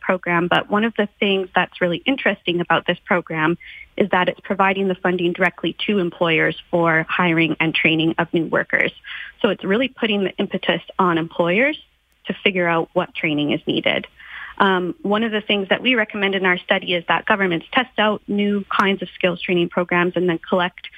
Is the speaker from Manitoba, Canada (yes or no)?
no; Alberta, Canada; moved away; having myself been born and raised in Alberta and still having many friends and family members in the area